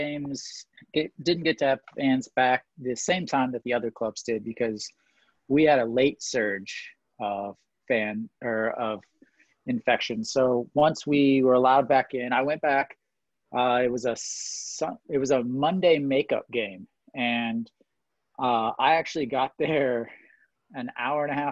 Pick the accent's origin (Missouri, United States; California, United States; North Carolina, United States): Missouri, United States; now in Daejeon, South Korea; I'm from Missouri